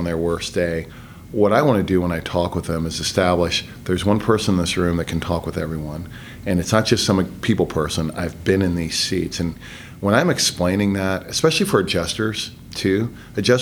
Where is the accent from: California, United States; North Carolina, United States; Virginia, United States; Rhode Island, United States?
North Carolina, United States; Gastonia; moved away as an adult; also born or lived in Bay City, Texas / Pampa, Texas / Houston, Texas / Fayetteville, North Carolina; now in Georgia, United States; grew up in Gastonia, moved to Fayetteville, North Carolina, sort of from seventh grade to my junior year, and came back to Gastonia. So that's where I graduated from